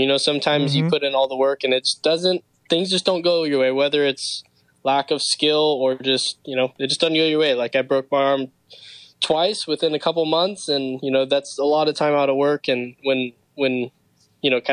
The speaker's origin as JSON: {"language": "English", "town": "Los Angeles", "region": "California", "country": "United States", "tie": "born or raised there", "said": "I'm actually from Los Angeles, California"}